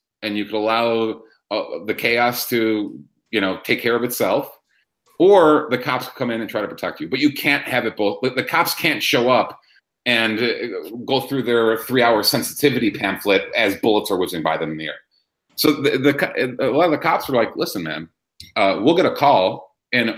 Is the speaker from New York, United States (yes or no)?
no; Chicago, Illinois, United States; it's my hometown